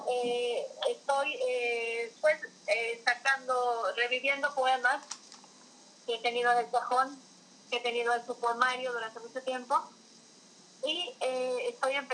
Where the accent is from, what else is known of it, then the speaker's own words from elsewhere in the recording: Tabasco, Mexico; yo vivo en el trópico, yo soy tabasqueña. Entonces vivo en el trópico, en, en mi lugar de origen es cálido, es verde, es florido